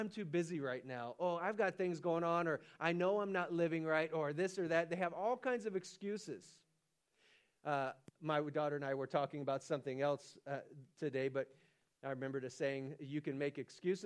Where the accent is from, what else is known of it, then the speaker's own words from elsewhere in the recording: Stockton, California, United States; I'm from Stockton, California